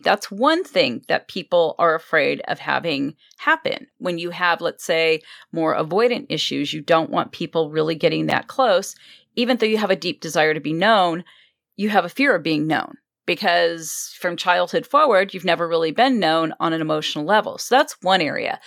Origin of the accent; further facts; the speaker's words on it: Los Angeles, California, United States; also born or lived in Wisconsin; I've been here since I was two.